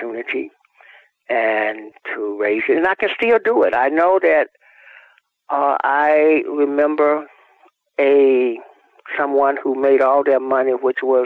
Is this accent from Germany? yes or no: no; Georgia, United States; moved away as an adult; now in California, United States; I was from Georgia